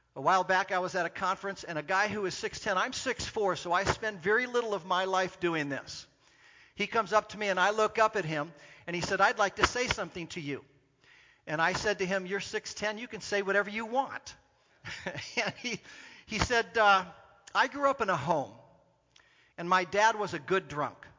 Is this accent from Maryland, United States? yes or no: no; Orange County, California, United States; I grew up in Southern California, in Orange County, California